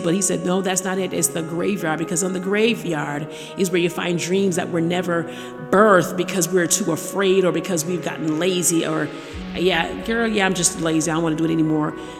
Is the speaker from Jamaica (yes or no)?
yes; Jamaica; moved away; the island of Jamaica. Yes, my hometown.